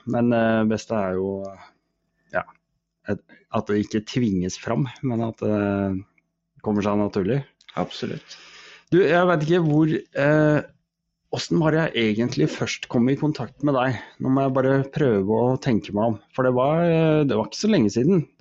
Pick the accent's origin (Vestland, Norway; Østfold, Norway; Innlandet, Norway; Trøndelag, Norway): Innlandet, Norway; Koppang; also born or lived in Drammen; Jeg er født i Drammen, oppvokst på Koppang